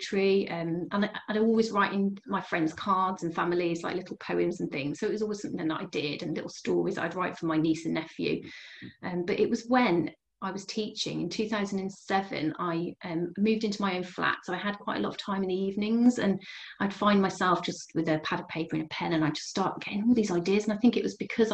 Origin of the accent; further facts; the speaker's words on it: Bridgnorth, West Midlands, United Kingdom; also born or lived in Telford; I grew up in Bridge North in Shropshire, and I moved to Telford in my teens